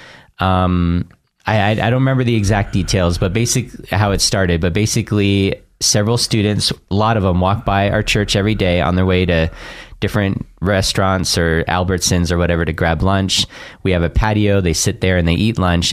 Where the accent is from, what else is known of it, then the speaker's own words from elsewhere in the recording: Orange County, Southern California, United States; moved away as an adult; now in Boise, United States; I grew up in Southern California my whole life